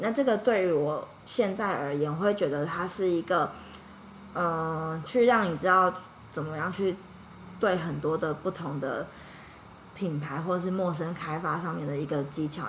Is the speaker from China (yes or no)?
no; Yilan, Yilan County, Taiwan; moved away as an adult; also born or lived in Singapore; 我，我，我是在，我是宜兰